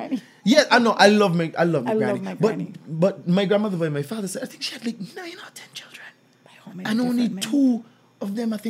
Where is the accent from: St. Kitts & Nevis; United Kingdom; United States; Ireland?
St. Kitts & Nevis; Old Road; I'm from Old Road.